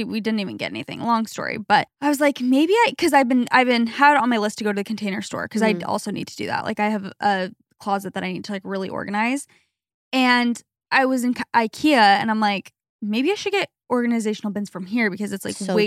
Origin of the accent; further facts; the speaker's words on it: Arizona, United States; moved away; where we grew up in Arizona